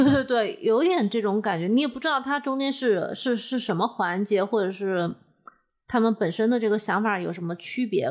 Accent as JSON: {"language": "Chinese", "region": "Hunan", "country": "China", "accent": "Hunan plastic Mandarin", "said": "我们湖南人"}